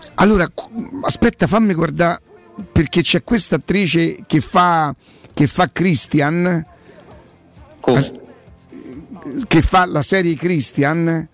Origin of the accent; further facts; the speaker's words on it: Rome, Lazio, Italy; non sono nata a Prima Valle ma sono cresciuta a Prima Valle